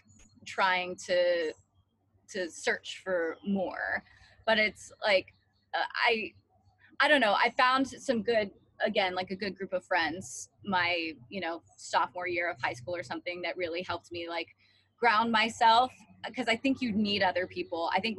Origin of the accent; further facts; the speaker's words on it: Hickory, North Carolina, United States; I'm from Hickory, North Carolina